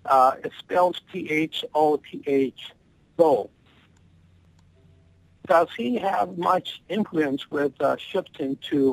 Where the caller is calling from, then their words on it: Maple Grove, Minnesota, United States; I'm calling from Minnesota, Maple Grove.